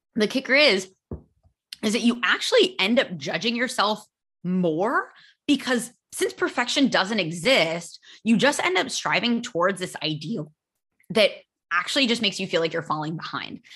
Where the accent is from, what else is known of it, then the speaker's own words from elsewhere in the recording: United States; first language English; I am American